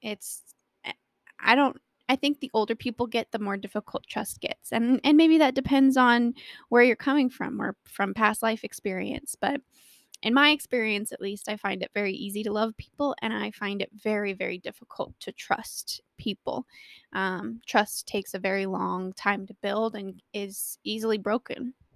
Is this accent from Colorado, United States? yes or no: yes; Colorado, United States; I was born and raised in Colorado and live here with my wonderful husband of six years.